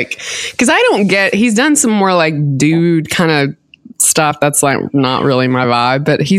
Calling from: Sewanee, Tennessee, United States; I am surrounded by wood paneling in a rental house in Suwanee, Tennessee.

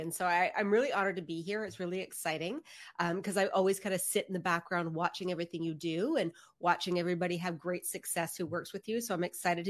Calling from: Canada; So yes. I'm saying hi from Canada.

